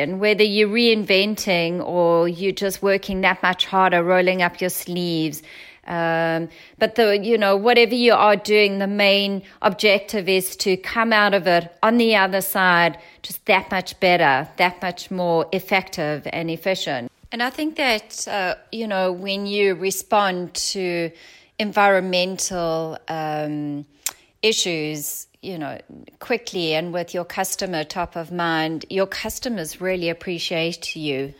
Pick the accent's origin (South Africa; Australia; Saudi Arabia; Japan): South Africa; accent: South African; now in San Diego, United States; my South African accent